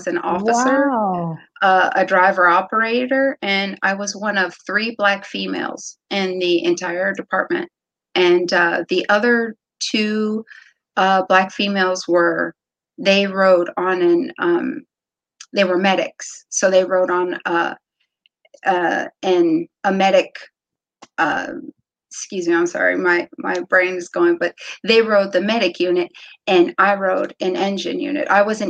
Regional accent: Wooster, Ohio, United States; moved away as an adult; also born or lived in Cleveland, Ohio; now in Virginia, United States; My parents were a part of a youth organization in the small town of Worcester where we're from. So I just grew up with my sisters playing all sports

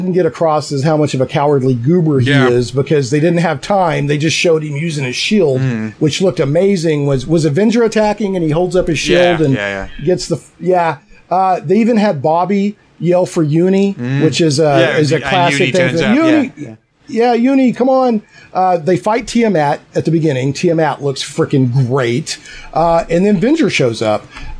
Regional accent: Little Rock, Arkansas, United States; also born or lived in Bedfordshire, England; I'm in Little Rock. I grew up in Little Rock, Arkansas, which is part of the Bible Belt, or the buckle on the Bible Belt.

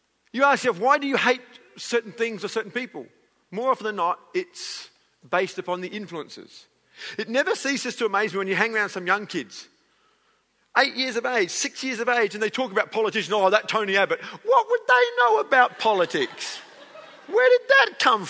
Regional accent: United Kingdom; We're British

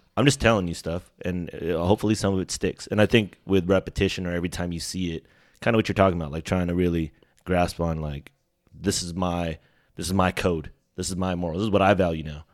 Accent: Sacramento, California, United States; also born or lived in Bay Area, California; my stint before coming to Sacramento 'cause I was born in the Bay Area. So, coming to Sacramento, like, even before Butler, I was at Anna Kirchgata

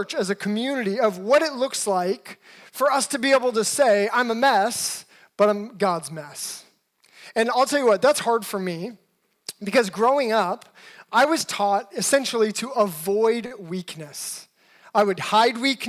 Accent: Alaska, United States; also born or lived in Seattle, United States; now in Los Angeles, United States; I'm actually originally from Alaska and then lived a good portion of my life in Seattle. Been in Los Angeles for a little over 10 years now.

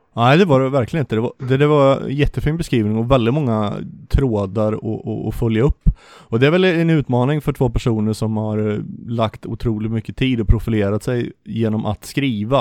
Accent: Vartofta and Varnhem, Västergötland, Västra Götaland, Sweden; accent: västgötska; vårt djupt agrart västgötska arv. Vi kommer från Vartofta och Varnhem.

